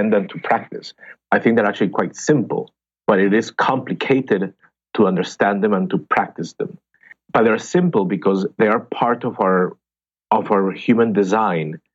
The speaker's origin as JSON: {"language": "English", "town": "Bogota", "region": "Bogotá", "country": "Colombia", "second_language": "English", "moved": "as an adult", "lives_now": "United States", "said": "I trained as an actor in Colombia. I'm from Bogota, Colombia"}